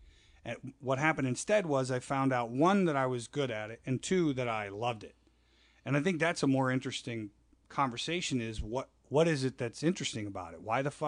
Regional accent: Florida, United States; moved away as an adult; also born or lived in Minnesota / Chicago; I grew up in Florida. I'm born in Minnesota.

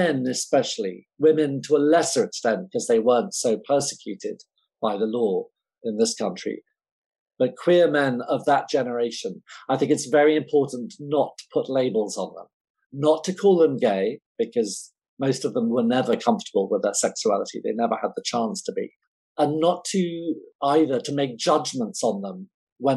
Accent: England, United Kingdom; I'm English

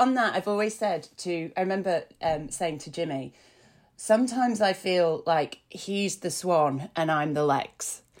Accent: Yorkshire and the Humber, United Kingdom; I grew up in Yorkshire and with Yorkshire family

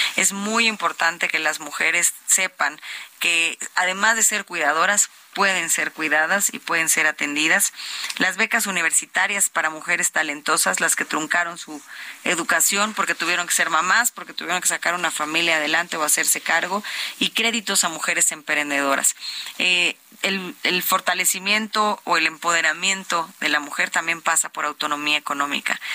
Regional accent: State of Mexico, Mexico; born or raised there

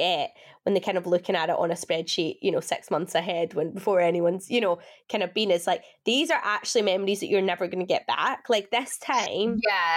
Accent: Scotland, United Kingdom; born or raised there; moved away as an adult; also born or lived in England

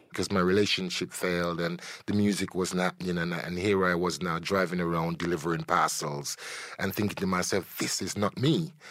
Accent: Jamaica; I'm a Jamaican born, a Caribbean born

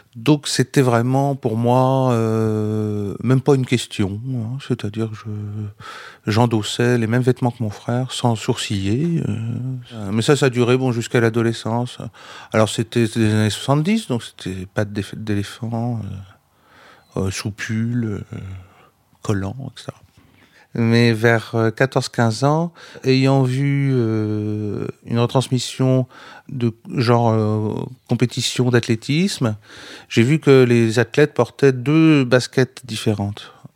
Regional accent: Vendée, Pays de la Loire, France; moved away as an adult; also born or lived in Rennes; je, quitte euh, la Vendée, donc euh, où j'ai grandi, pour aller à Rennes

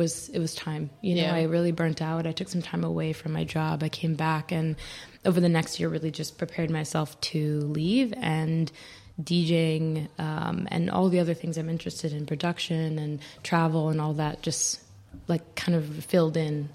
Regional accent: Charlotte, North Carolina, United States; moved away as an adult; now in New York, United States; from Charlotte, North Carolina. So from the South, and I moved to New York 7 years ago, 2015

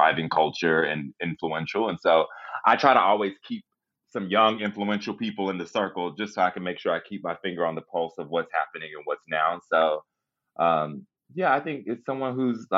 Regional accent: Kentucky, United States; moved away as an adult; also born or lived in Los Angeles; I'm from Kentucky

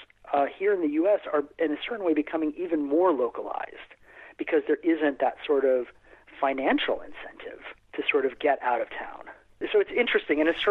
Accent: Aruba; moved away; I grew up in Aruba, actually. My earliest years on the island of Aruba

